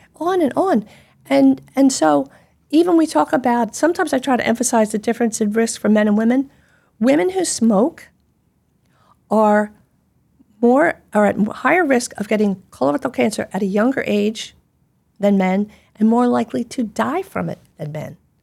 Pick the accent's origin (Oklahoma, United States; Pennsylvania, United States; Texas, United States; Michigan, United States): Pennsylvania, United States; Philadelphia; I grew up in Philadelphia. I speak quickly